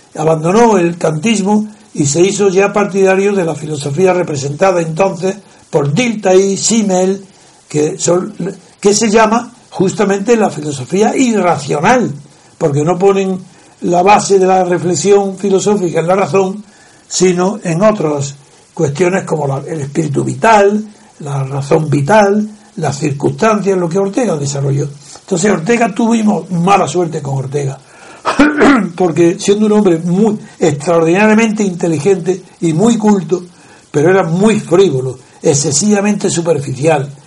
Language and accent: Spanish; Spain